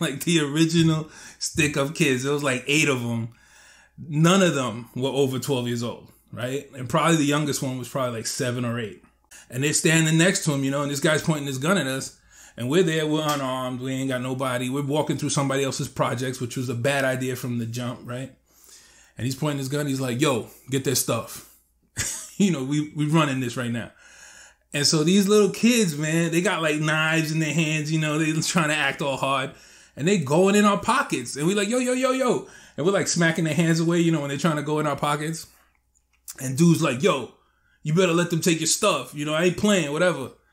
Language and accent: English; New York, United States; when I was growing up in New York